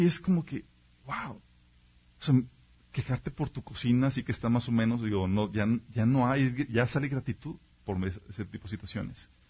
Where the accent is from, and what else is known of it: Mexico